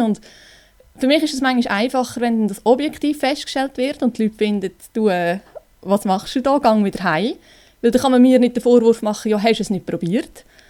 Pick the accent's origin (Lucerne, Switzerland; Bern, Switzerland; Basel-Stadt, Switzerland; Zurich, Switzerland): Lucerne, Switzerland; ich komme aus Luzern